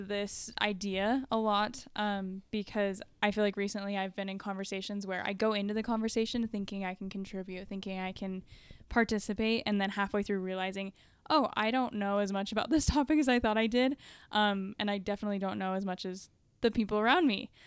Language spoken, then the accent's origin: English; Dallas, Texas, United States; I grew up in North Dallas